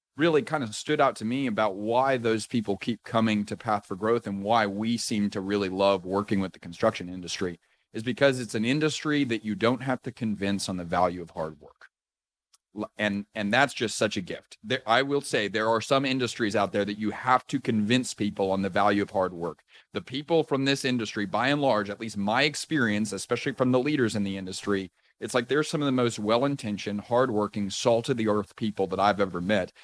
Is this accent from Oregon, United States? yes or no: no; Houston, Texas, United States; also born or lived in Austin, Texas; Was raised, uh, in Houston, went to school in Austin, Texas